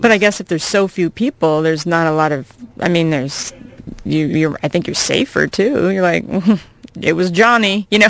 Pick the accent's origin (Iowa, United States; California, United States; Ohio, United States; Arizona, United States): Iowa, United States; moved away as an adult; I grew up in Iowa, and uh, I'm 40. I've uh, I've actually been away from Iowa for half of my life